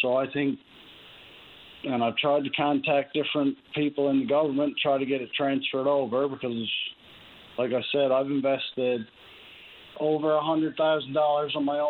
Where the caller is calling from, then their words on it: Clarenville, Newfoundland and Labrador, Canada; I'm calling you from Clarenville here.